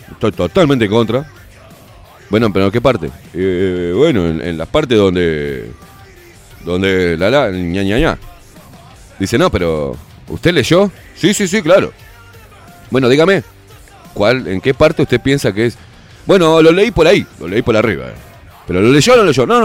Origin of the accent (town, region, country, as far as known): Uruguay